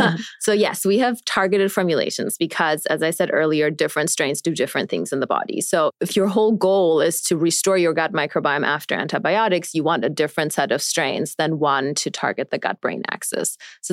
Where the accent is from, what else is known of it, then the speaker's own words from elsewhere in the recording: Germany; moved away; also born or lived in New York City; I grew up in Germany